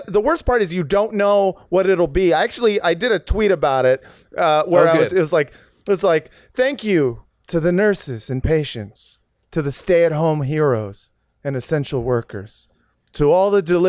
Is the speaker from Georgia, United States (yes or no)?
yes; Savannah, Georgia, United States; I'm from Savannah.